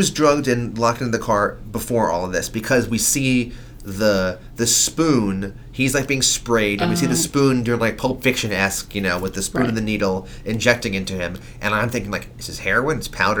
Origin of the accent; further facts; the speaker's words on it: New York, United States; but I'm from New York.